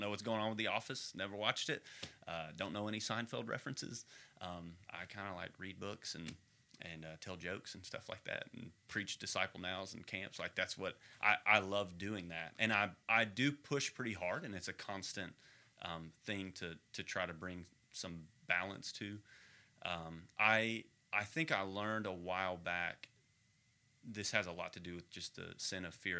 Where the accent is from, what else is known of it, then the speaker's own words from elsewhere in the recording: Texas, United States; moved away; also born or lived in Arkansas; I am a Texan